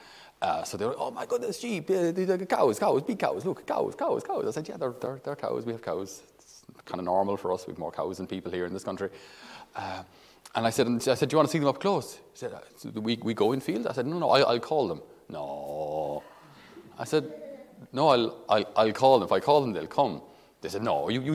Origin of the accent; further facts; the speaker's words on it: the Midlands, Tipperary, Munster, Ireland; I'm from Midlands, in Tipperary.